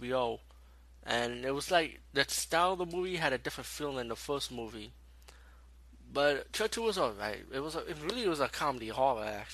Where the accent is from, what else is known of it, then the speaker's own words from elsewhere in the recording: New York City, New York, United States; as being a New Yorker